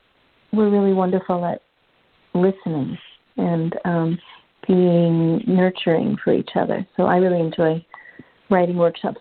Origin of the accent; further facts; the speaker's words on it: Manhattan, New York, United States; which was really difficult for me because I grew up in Manhattan, like I said.